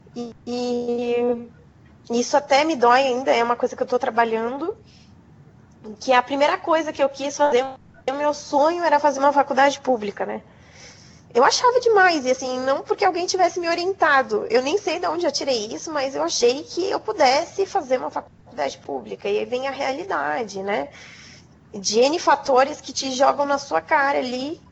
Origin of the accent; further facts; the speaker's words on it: coast of São Paulo, Brazil; Sou do litoral de São Paulo